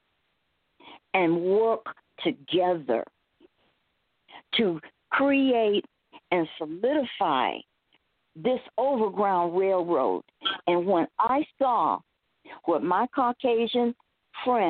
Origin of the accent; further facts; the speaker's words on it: Phoenix, Arizona, United States; my upbringing growing up in Phoenix, Arizona. I'm a Phoenician